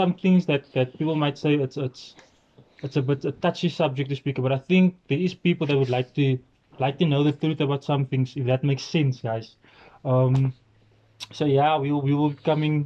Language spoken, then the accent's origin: English; Cape Town, Western Cape, South Africa; also born or lived in Vredenburg, South Africa; I've grew up in East River all my life. Actually born in Vredenburg.